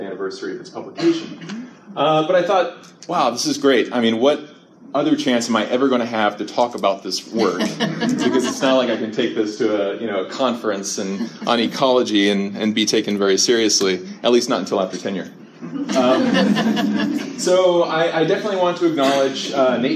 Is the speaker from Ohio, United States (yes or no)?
yes; Ohio, United States; now in Central California, United States; I grew up in Ohio